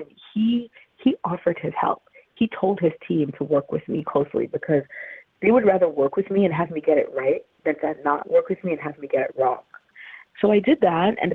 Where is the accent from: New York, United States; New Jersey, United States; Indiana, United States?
New York, United States; I'm such a New Yorker